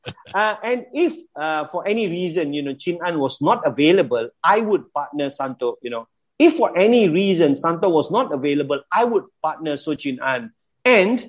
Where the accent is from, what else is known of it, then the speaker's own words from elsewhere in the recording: Kluang, Johor, Malaysia; as a young boy growing up in Keluang, Johor